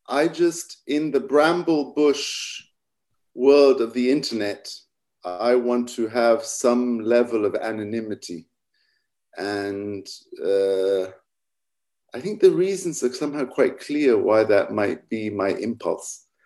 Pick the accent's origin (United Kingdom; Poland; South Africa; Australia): United Kingdom; England; also born or lived in Middle East / Egypt; So I grew up in England mostly, spent a lot of time in the Middle East and Egypt, where they have a quite specific kind of English Arab accent.